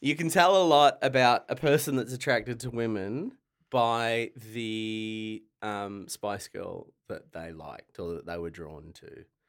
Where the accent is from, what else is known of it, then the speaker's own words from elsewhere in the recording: Latrobe Valley, Victoria, Australia; also born or lived in Ballarat; I grew up in the Latrobe Valley, so I only knew, like, country pubs